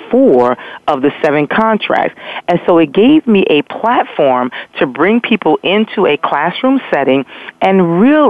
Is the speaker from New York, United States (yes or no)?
yes; New York, United States; moved away as an adult; also born or lived in Philadelphia / Virginia; now in Nashville, United States; I was 2 hours from my home. So what I was doing was renting cars and running back and forth to New York, from Philadelphia to New York